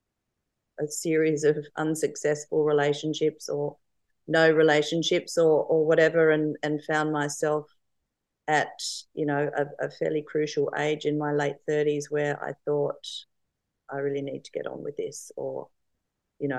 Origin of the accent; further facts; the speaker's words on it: Adelaide, South Australia, Australia; moved away as an adult; also born or lived in Townsville / Darwin / Sydney; now in Sunshine Coast, Australia; I was born in Adelaide. Mm-hmm. And went to school and uni in Adelaide